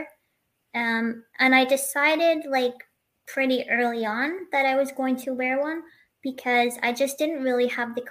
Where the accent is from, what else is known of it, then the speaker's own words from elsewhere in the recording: Beirut, Beirut Governorate, Lebanon; now in Nova Scotia, Canada; from Beirut, Lebanon, and I'm currently in the Maritimes in Nova Scotia